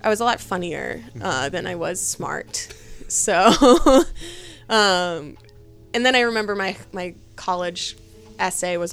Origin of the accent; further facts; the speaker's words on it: Boston, Massachusetts, United States; moved away; growing up in Boston and you're a little kid